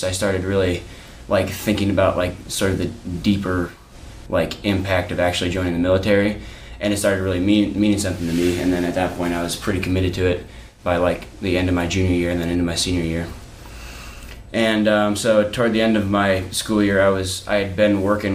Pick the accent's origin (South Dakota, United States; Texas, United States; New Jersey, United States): South Dakota, United States; Huron; moved away as an adult; I grew up about 10 miles south of my hometown on a ranch